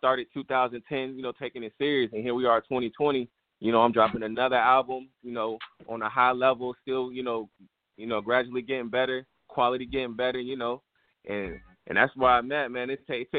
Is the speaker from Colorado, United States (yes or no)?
no; Florida, United States; also born or lived in Bethlehem / Virginia; man. I'm from Panhandle, Florida, man. Fort Walton Beach, you know, Panama City, Pensacola, that whole 850.